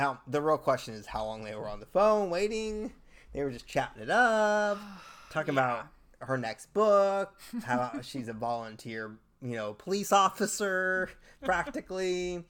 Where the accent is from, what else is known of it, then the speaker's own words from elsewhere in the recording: California, United States; I'm from California, so we don't really have rocky beaches